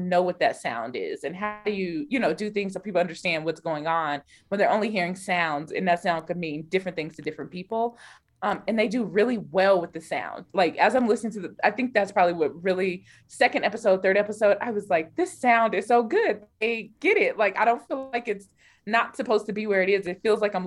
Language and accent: English; Denver, Colorado, United States; I'm from Denver